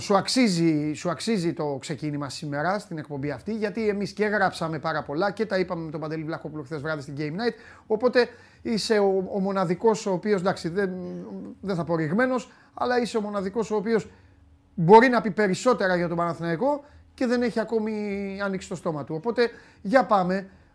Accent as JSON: {"language": "Greek", "region": "Crete", "country": "Greece", "said": "Εγώ από την Κρήτη"}